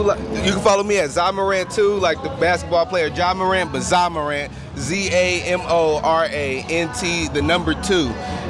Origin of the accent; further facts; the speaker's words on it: Los Angeles, California, United States; I'm out of east side of the Watts.